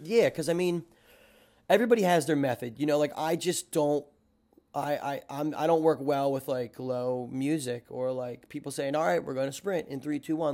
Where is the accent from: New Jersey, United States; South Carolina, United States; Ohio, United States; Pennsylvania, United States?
New Jersey, United States; Hammonton; moved away as an adult; now in New York City, United States; I'm originally from South Jersey, uh, not the fist pumping area, the tomatoes and farms area.